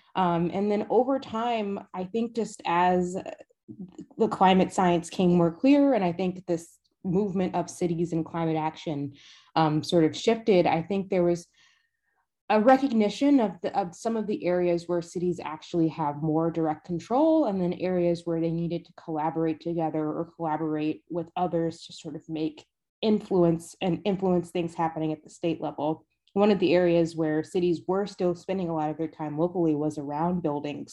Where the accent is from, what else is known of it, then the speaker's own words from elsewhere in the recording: Decatur, Georgia, United States; I will concede it was Decatur and not the city of Atlanta